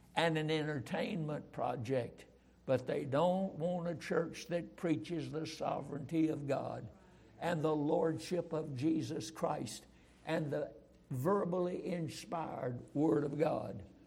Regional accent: Roxboro, North Carolina, United States; I was raised in Roxboro, North Carolina

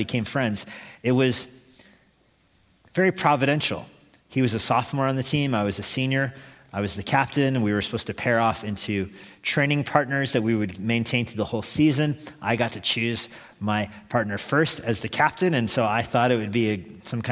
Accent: United States; I'm an American

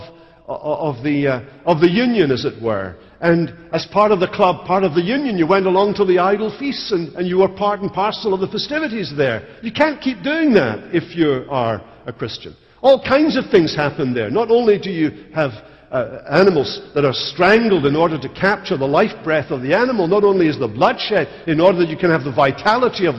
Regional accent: Scotland, United Kingdom; as a Scotsman

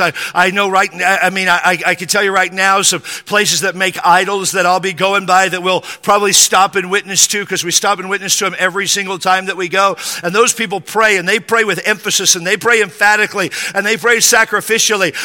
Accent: Spanaway, Washington, United States; I grew up in Western Washington, a little town called Spanaway

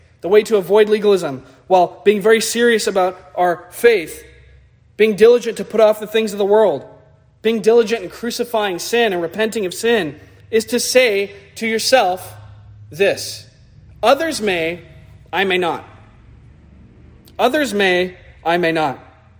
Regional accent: United States; as American Christians

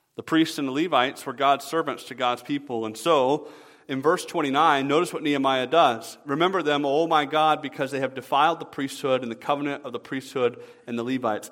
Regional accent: the South, United States; moved away as an adult; now in Michigan, United States; I'm from the South originally

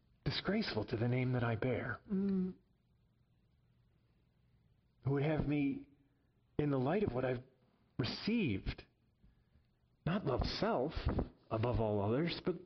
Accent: Chicago, Illinois, United States; moved away; I'm a citizen of the United States and I come from Chicago

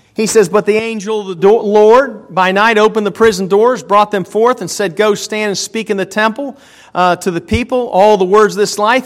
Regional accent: United States; I'm not a Caucasian American. I'm an American.

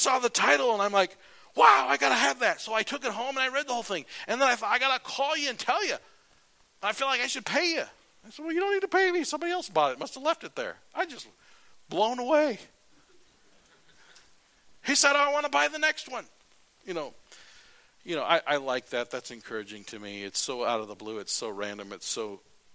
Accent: United States; I'm an American

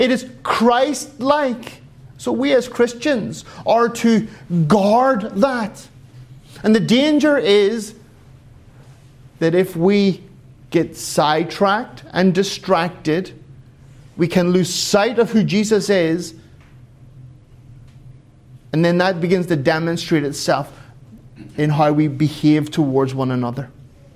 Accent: Ireland; now in Finland; I'm an Irishman

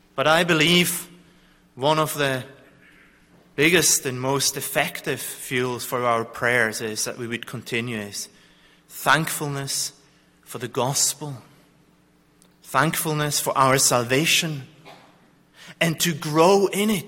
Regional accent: Zurich, Switzerland; I come from Zurich, from a place where the Reformation

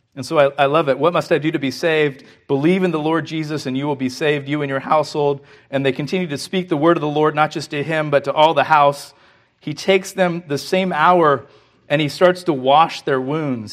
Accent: California, United States; We're from California

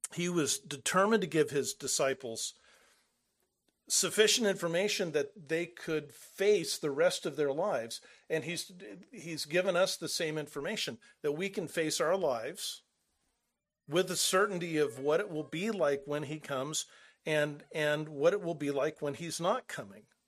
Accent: Southern California, United States; moved away; we're from Southern California.

